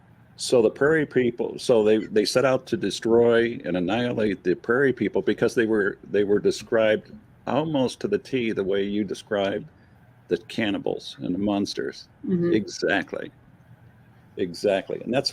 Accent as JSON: {"language": "English", "region": "Michigan", "country": "United States", "said": "I'm from Michigan, as you know."}